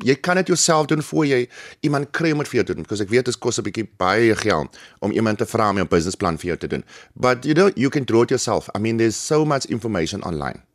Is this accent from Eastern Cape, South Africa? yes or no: yes; Humansdorp, Eastern Cape, South Africa; now in Plumstead, Cape Town, South Africa; ek is gebore in die Kaap en ek skool gaan in Humansdorp.